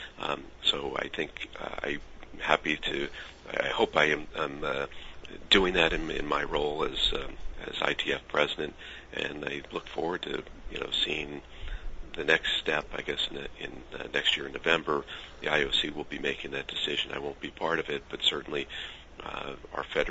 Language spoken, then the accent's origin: English; United States; being an American